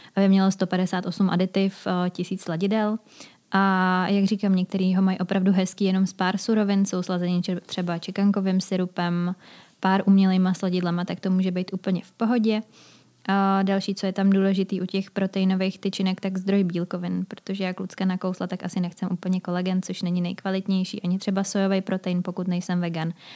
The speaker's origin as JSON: {"language": "Czech", "country": "Czechia"}